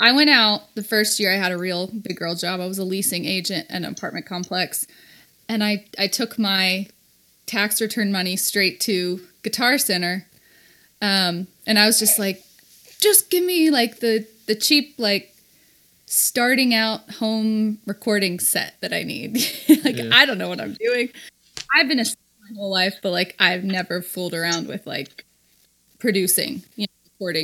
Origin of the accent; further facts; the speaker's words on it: Texas, United States; I grew up in Texas